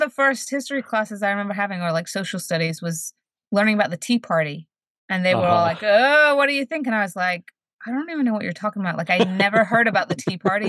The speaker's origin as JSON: {"language": "English", "region": "New Jersey", "country": "United States", "tie": "born or raised there", "also_born_or_lived": "Sheffield, England", "said": "when we moved to the States, we moved to New Jersey. And I grew up in New Jersey until I graduated high school."}